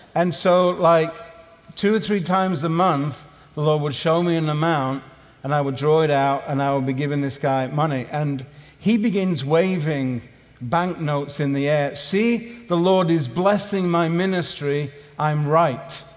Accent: Southampton, South East England, United Kingdom; my hometown in Southampton

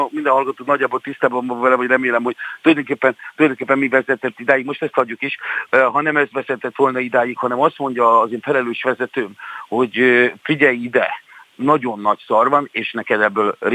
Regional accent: Hungary; szeretem azt, hogy én magyar vagyok, és szeretem őrizni a magyarságomat

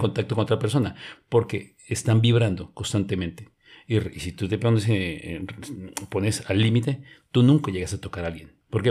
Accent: Colombia; cuando presenté mi pasaporte como colombiano

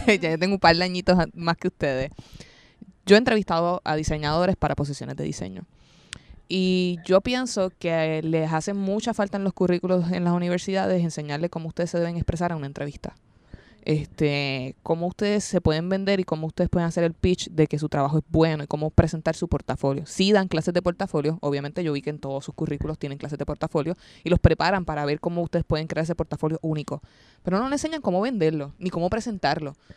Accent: Arecibo, Puerto Rico; yo soy de Arecibo

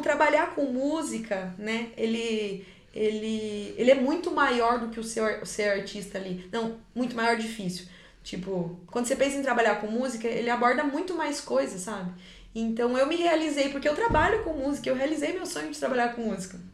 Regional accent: Cianorte, Paraná, Brazil; Eu sou do interior, eu sou de Cianorte, que é uma cidade desse tamaninho

